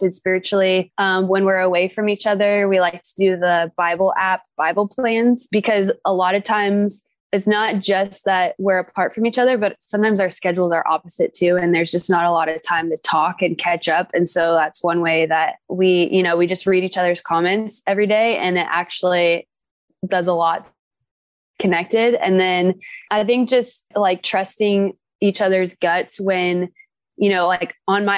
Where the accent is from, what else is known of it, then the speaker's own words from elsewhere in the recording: Orange County, California, United States; also born or lived in Oregon; I'm from Orange County